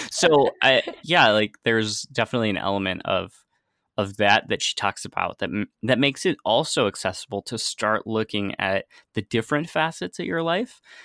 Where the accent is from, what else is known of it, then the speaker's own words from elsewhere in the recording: United States; moved away as an adult; also born or lived in San Francisco; now in Amsterdam, Netherlands; I'm originally from the United States